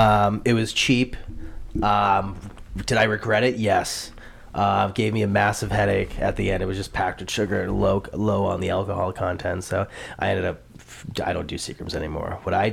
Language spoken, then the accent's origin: English; Nashua, New Hampshire, United States; we are both from Nashua, New Hampshire, which is part of New England on the east coast of the United States.